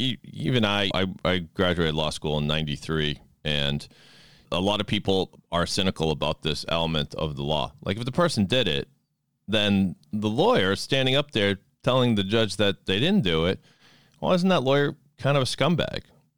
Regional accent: Sharon, Massachusetts, United States; growing up in Sharon, Mass, and kind of a little bit of a bubble I don't know. I mean, Sharon happens to be mostly Jewish and some immigrants and stuff like that.

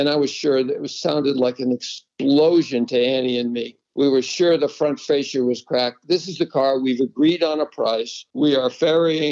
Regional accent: New England, United States; moved away; I grew up in New England, spent 30 years driving on the snow in winter

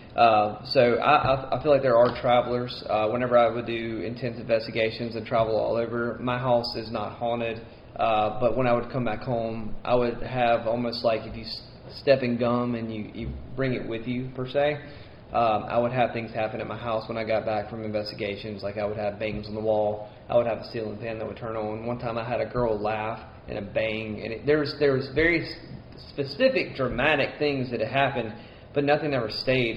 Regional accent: Mississippi, United States; accent: twang; I'm Mississippi. It's as Southern as you can get.

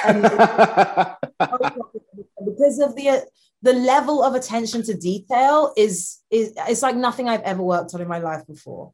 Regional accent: London, United Kingdom; I'm from London

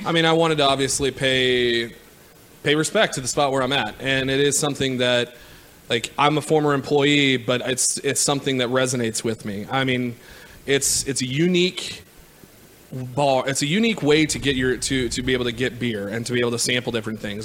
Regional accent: Missouri, United States; I'm from Missouri too

